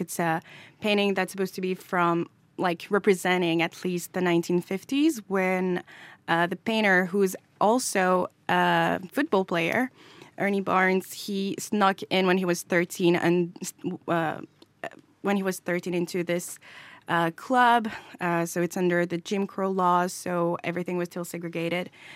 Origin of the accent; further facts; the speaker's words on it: France; I'm also from France and I'm a person of color